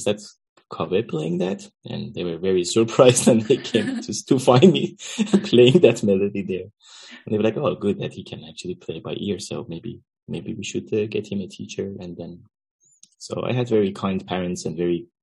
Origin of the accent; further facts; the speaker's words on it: Iran; moved away as an adult; also born or lived in Netherlands; now in Amsterdam, Netherlands; I'm originally from Iran, and I grew up there, and I came to Netherlands around 13 years ago